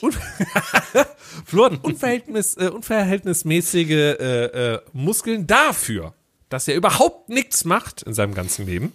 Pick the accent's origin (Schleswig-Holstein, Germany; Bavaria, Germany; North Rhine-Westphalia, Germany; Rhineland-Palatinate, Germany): North Rhine-Westphalia, Germany; Düsseldorf; also born or lived in Cologne; Ich bin eigentlich gebürtiger Düsseldorfer